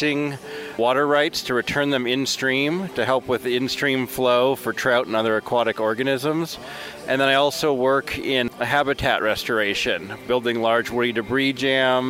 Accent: California, United States; now in Missoula, United States; I grew up in Northern California outside of San Francisco

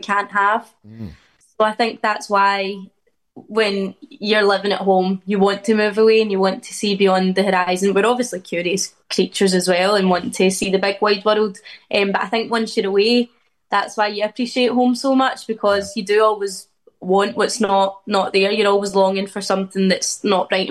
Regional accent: Scotland, United Kingdom; moved away as an adult; now in Liverpool, United Kingdom; I've always wanted to get out of Scotland

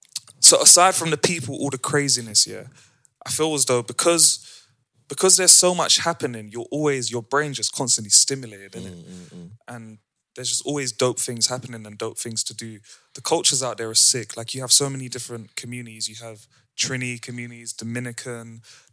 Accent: London, United Kingdom; every time we would say, I'm from London, she's from Amsterdam, they'd be like, oh, word, you from London?

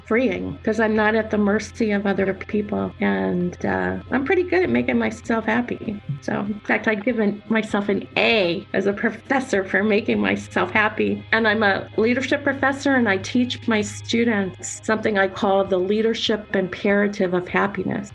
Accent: North Carolina, United States; also born or lived in Pennsylvania / New Jersey; now in Pennsylvania and New Jersey, United States; Grew up in North Carolina and I've always lived on the east coast for the most part

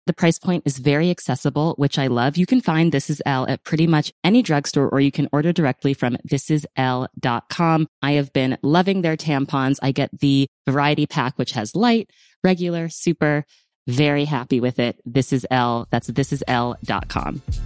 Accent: United States; I'm speaking as an American in America

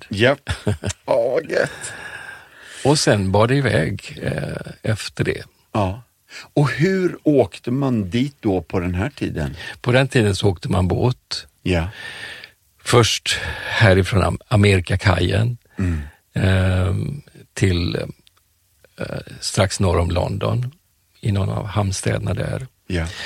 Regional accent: Colombo, Western Province, Sri Lanka; born there; Jag är född i Colombo på Sri Lanka. Ceylon hette det då på

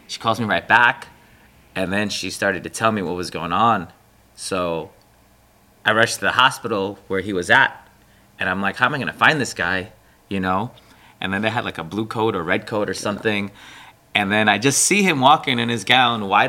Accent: New York City, New York, United States; moved away as an adult; now in Miami, United States; born and raised in Brooklyn, mom was Filipino, dad was Pakistani.

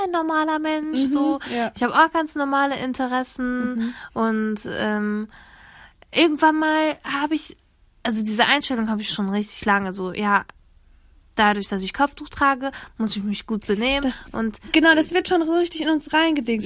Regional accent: Germany; Ich bin hier in Deutschland geboren

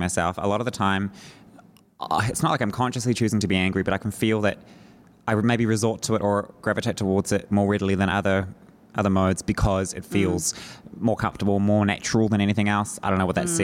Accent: Northland, New Zealand; I am from Northland.

